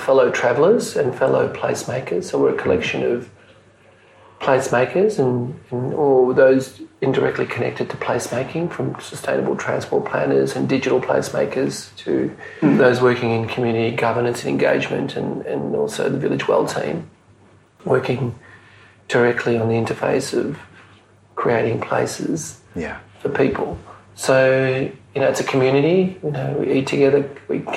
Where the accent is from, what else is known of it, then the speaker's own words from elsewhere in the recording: Mauritius; now in Melbourne, Australia; where I was born in Mauritius